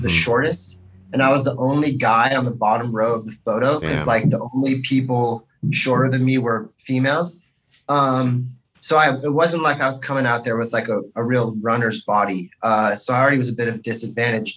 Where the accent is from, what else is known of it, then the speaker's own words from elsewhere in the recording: Marin County, California, United States; now in Los Angeles, United States; I grew up in Marin County